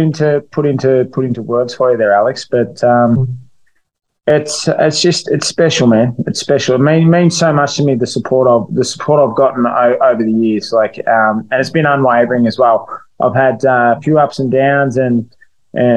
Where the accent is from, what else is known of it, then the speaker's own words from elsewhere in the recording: Melbourne, Victoria, Australia; fighting back in Melbourne, mate. It's been over 3 years since I've fought in my hometown